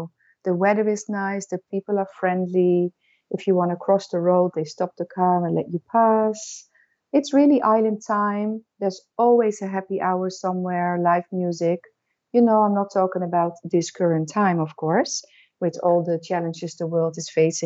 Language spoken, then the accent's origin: English; Netherlands; moved away as an adult; now in Aruba; I am from the Netherlands, from Europe